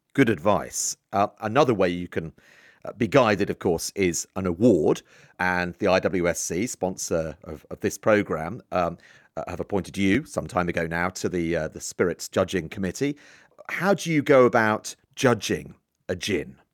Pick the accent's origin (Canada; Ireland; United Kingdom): United Kingdom; Isle of Wight, South East England; I grew up on the Isle of Wight